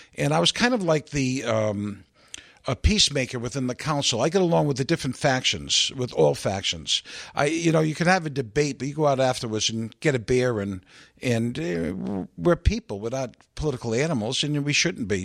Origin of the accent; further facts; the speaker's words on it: Providence, Rhode Island, United States; I'm born and bred in Providence